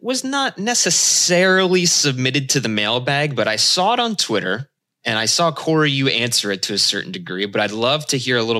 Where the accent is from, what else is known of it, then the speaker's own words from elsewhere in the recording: Allentown, Pennsylvania, United States; also born or lived in Bethlehem, Pennsylvania; I grew up in the Lehigh Valley in Pennsylvania, Allentown and Bethlehem, Pennsylvania to be specific.